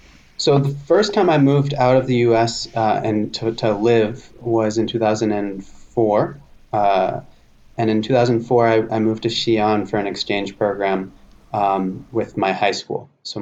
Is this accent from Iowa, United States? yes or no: no; Boston, Massachusetts, United States; moved away as an adult; now in Shanghai, China; I'm originally from Boston, Massachusetts. I've basically been going back and forth between the U.S. and China for my entire career. And I'm currently in Shanghai, China